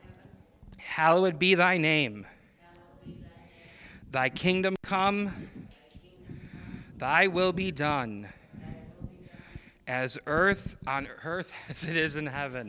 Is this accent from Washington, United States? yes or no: no; Chicago, Illinois, United States; moved away; I grew up in Illinois, and in Chicago, where I lived